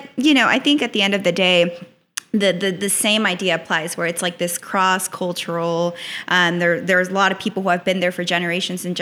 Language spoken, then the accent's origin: English; Edinburg, Texas, United States; also born or lived in Mexico; I grew up mainly in Edinburgh, which isn't directly on the border